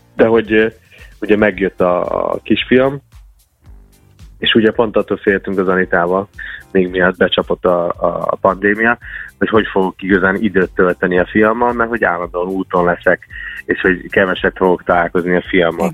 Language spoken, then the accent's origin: Hungarian; United States; first language English; Hungarian is a second language; now in Hungary; én Amerikában születtem, és Magyarországra költöztem. Nekem a Magyarország, most is lehet hallni a hangomon, de ez a második